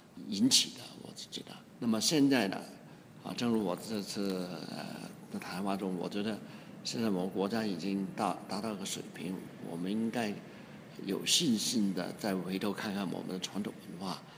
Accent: China; 而且我们中国人。自己也相信的东西

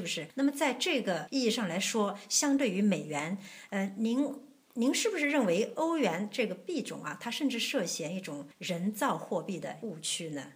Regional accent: China; moved away; also born or lived in Eurozone; 我这次回国

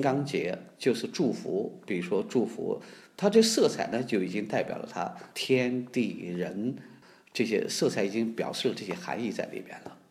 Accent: near Dunhuang, the Northwest, Gansu, China; 我呢出生在大西北，离世界艺术的之都吧，也可以说是另外一个地方，就是敦煌的非常接近

